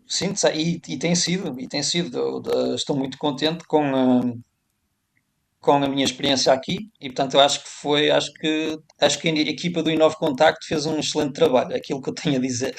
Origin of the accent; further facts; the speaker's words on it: Portugal; moved away as an adult; also born or lived in Budapest, Hungary / Czech Republic; now in Kuwait City, Kuwait; cada um de nós portugueses no estrangeiro